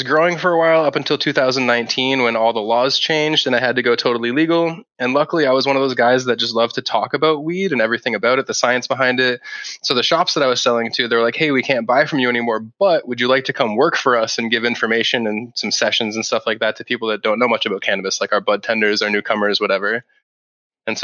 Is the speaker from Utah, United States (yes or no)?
no; Boston, Massachusetts, United States; I'm from Boston, which is close to Canada. But yeah, people close say enough. When I say stop and about, they hear Canadian accent, but born and raised in Boston.